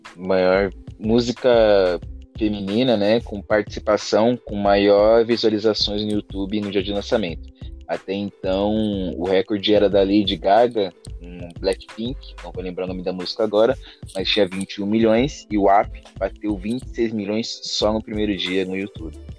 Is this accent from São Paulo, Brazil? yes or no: yes; Praia Grande, São Paulo, Brazil; eu também sou da Praia Grande